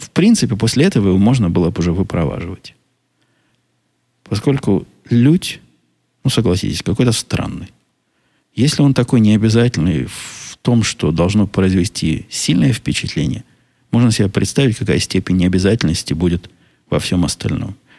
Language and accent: Russian; Israel; now in United States; я из Израиля